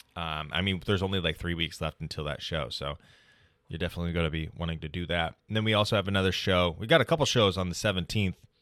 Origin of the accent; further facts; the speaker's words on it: United States; being an American man